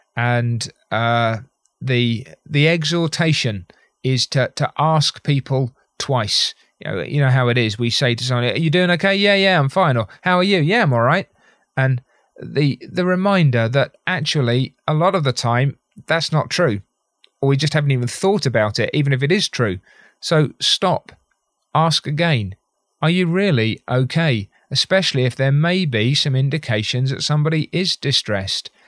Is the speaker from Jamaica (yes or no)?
no; United Kingdom; as a Brit